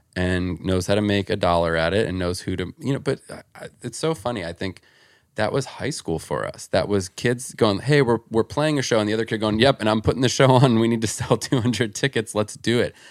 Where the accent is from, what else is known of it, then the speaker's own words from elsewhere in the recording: New Jersey, United States; where I grew up in Jersey